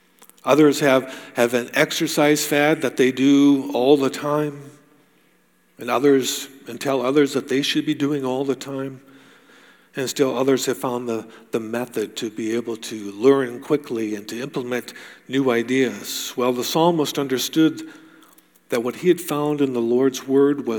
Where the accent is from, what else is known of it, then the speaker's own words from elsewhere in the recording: United States; moved away; I grew up in the States.